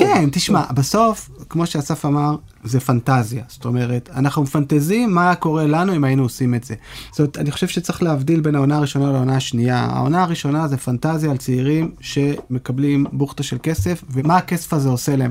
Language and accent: Hebrew; Israel; כישראלים שגדלו לדור הסוציאליסטי